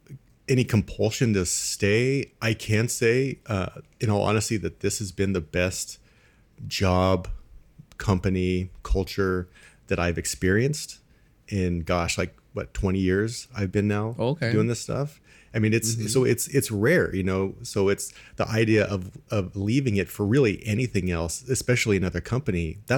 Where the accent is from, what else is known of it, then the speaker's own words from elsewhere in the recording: California, United States; now in Midwest, United States; I'm originally from Southern California, and you have this perception of the Midwest as just farms and cows and all that kind of stuff.